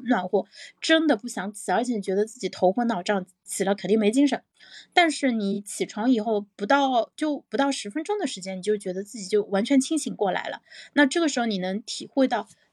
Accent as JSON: {"language": "Chinese", "country": "China", "said": "我们中国人的这个文化传统"}